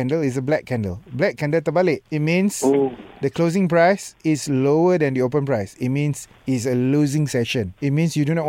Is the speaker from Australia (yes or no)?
no; Malaysia; I'm a Malaysian, love free one.